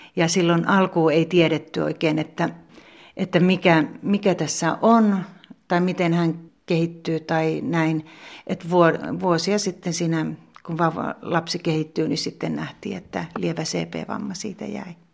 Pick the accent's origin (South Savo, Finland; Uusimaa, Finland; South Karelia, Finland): South Savo, Finland; Pertunmaa; moved away as an adult; also born or lived in Kotka / Helsinki; now in Joutsa, Finland; Mä oon syntynyt Kotkassa, mutta mä oon ollut pieni tyttö, kun me on muutettu Pertunmaalle, eli ihan tähän viereiseen pitäjään.